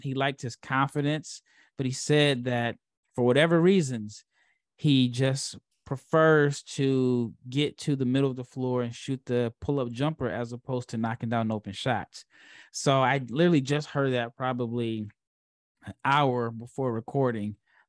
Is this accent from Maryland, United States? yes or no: no; Nebraska, United States; I'm a Husker. I was born and raised in Nebraska.